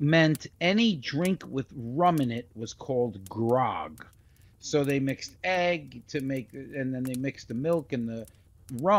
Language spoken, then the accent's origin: English; New York, United States; moved away as an adult; now in Florida, United States; we grew up in New York together